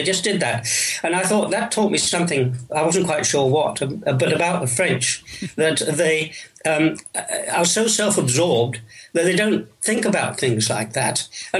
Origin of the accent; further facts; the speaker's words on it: England, United Kingdom; But in my case, it's fairly simple to start with. I am English.